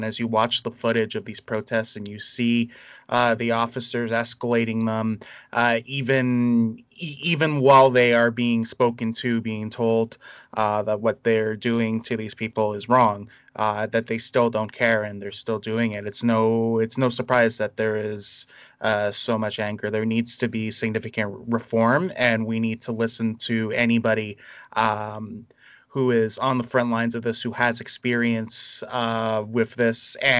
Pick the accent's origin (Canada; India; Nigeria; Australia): Canada; Toronto, Ontario; we started about being in Toronto. I grew up in a lot of like predominantly minority communities. I was raised in Little Jamaica. I spent a lot of time in Lawrence Heights.